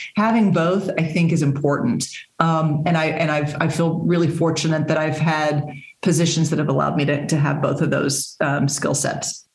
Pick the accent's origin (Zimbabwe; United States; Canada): United States; Texas; moved away as an adult; now in Massachusetts, United States; I was born and raised in Texas